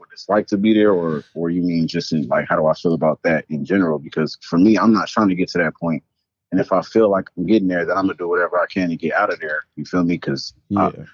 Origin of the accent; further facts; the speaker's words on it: Antioch, California, United States; I'm from the Bay, you know what I'm saying? Antioch up in here